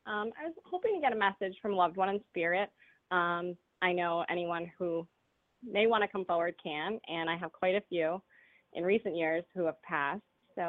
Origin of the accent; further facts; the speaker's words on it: Rhode Island, United States; I'm from Rhode Island, and winter can be a little brutal over here.